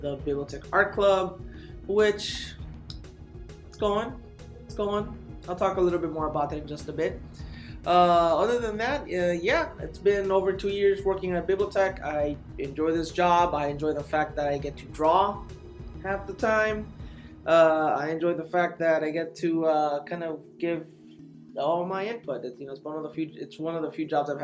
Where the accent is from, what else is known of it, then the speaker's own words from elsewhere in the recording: Bell, California, United States; moved away as an adult; also born or lived in La Puente, California; now in San Antonio, United States; born and raised in California. I grew up in a city called Bell, which is up in Southeast Los Angeles